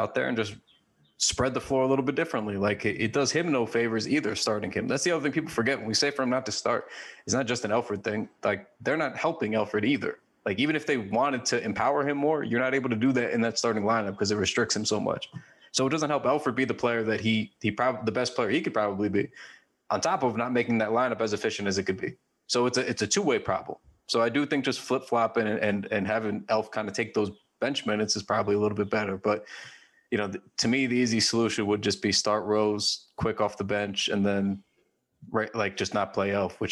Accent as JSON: {"language": "English", "region": "New York", "country": "United States", "said": "We are from New York"}